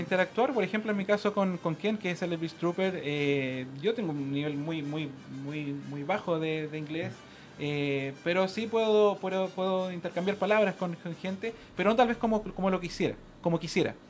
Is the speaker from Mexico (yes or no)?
no; Chile; como chileno